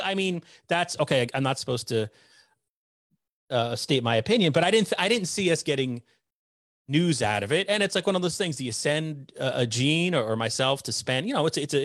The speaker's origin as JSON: {"language": "English", "town": "Somers", "region": "New York", "country": "United States", "moved": "yes", "lives_now": "Connecticut, United States", "said": "I'm from Somers, New York"}